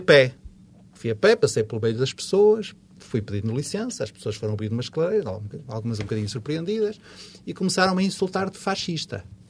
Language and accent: Portuguese; Porto, Norte, Portugal; accent: Porto dialect (portuense); o meu dialeto portuense a trair-me